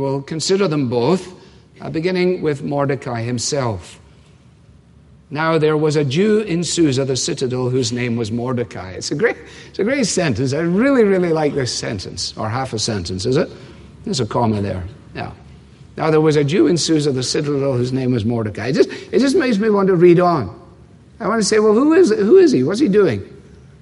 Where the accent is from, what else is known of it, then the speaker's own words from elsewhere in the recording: Scotland, United Kingdom; now in United States; you grew up there